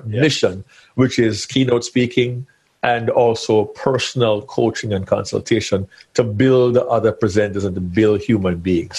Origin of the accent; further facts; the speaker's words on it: Jamaica; also born or lived in central Georgia, United States; now in Georgia, United States; being a Jamaican boy from way, way back in the day, of the old islands